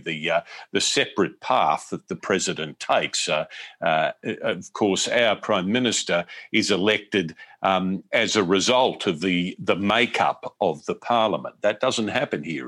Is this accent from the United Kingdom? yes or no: no; Australia; moved away as an adult; now in United States